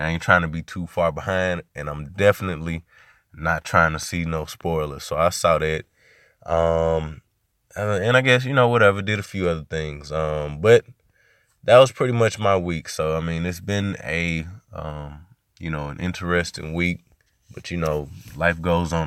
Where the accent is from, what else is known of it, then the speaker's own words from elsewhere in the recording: Little Rock, Arkansas, United States; I'm from, I'm from Arkansas. I'm in Arkansas, born in Little Rock, uh, Southwest to be specific, S dub